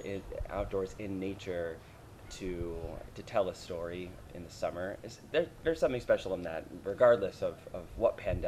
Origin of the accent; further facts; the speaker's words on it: Colchester, Vermont, United States; I was born and raised in Colchester, Vermont, right outside of Burlington.